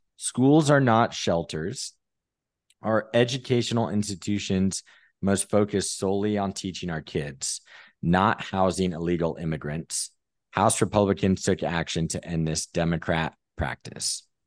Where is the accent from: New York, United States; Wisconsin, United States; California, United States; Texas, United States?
California, United States; San Diego; I'm from San Diego